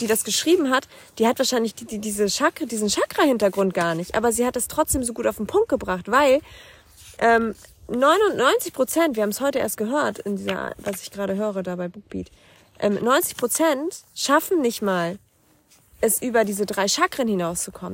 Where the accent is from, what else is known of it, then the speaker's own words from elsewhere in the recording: Schleswig-Holstein, Germany; wir kommen aus Norddeutschland, wir sind Schleswig-Holsteiner